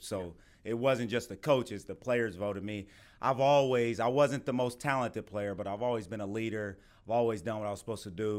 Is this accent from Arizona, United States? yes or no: no; Youngstown, Ohio, United States; moved away as an adult; also born or lived in Beckley, West Virginia; now in Tampa, United States; Well, I come from Youngstown, Ohio, and I love Youngstown, but it's no comparison to Tampa.